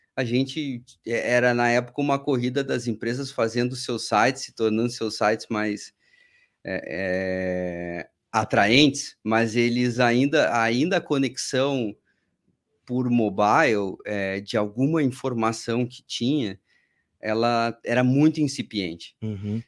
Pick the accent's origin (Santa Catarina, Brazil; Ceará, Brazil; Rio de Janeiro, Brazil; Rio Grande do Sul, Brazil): Rio Grande do Sul, Brazil; Porto Alegre; moved away as an adult; now in São Paulo, Brazil; sou gaúcho, Porto Alegre, estudei administração de empresas na Federal do Rio Grande do Sul